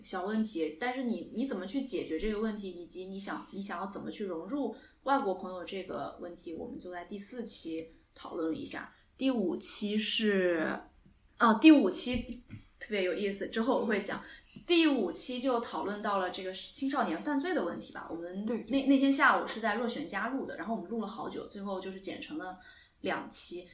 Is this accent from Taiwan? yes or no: no; Singapore; accent: Singlish; now in United Kingdom; 我是在新加坡长大的，所以我算是海外华人